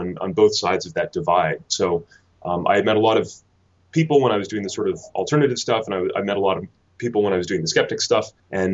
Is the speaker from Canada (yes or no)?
yes; Canada; moved away as an adult; now in United Kingdom; you can probably tell from my accent that I'm not a Kentish native. I'm actually from Canada, and I came over to the UK to study